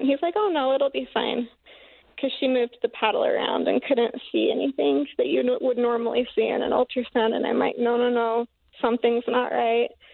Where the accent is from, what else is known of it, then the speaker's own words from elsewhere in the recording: Paris, Idaho, United States; I'm from Paris, Idaho, in Bear Lake